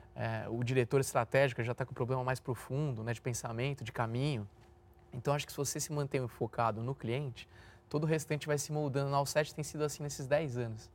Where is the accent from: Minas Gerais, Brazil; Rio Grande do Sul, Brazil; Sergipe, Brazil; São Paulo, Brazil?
São Paulo, Brazil; Sou nascido e criado no Itaim Bibi